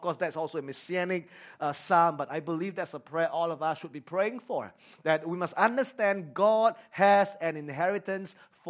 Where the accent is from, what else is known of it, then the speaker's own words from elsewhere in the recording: Singapore; growing up in Singapore, we are very afraid of responsibilities.